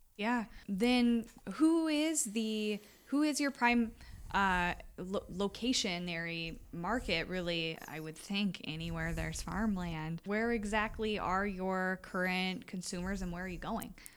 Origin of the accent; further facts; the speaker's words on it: Iowa, United States; I was born and raised in Iowa